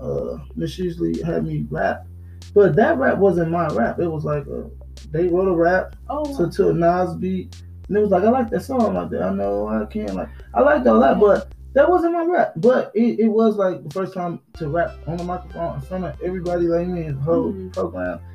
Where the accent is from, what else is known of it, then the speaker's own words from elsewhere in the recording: Milwaukee, Wisconsin, United States; growing up in Milwaukee